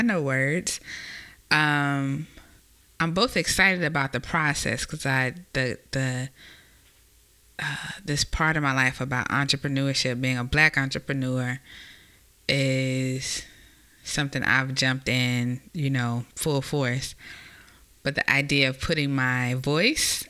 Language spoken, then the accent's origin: English; Mobile, Alabama, United States; also born or lived in Mississippi / Georgia / Texas; now in Virginia Beach, United States; I am a native of Mobile, Alabama